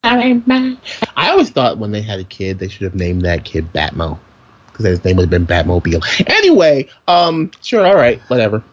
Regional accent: New York City, New York, United States; I'm from Brooklyn

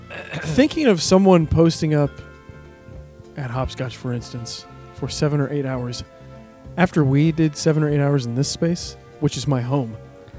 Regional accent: Warsaw, Indiana, United States; moved away as an adult; also born or lived in Bloomington, Indiana; I worked at two hardware stores. I worked in my hometown. I worked at Hall True Value Hardware, downtown Warsaw. It's gone now. And then when I moved to Bloomington

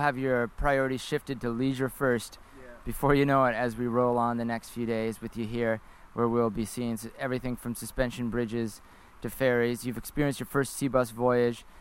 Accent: Canada; as your Canadian host

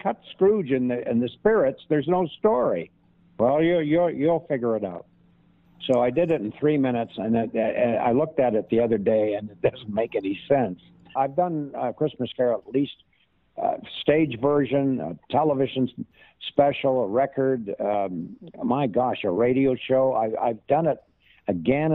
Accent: Canada; I'm Canadian

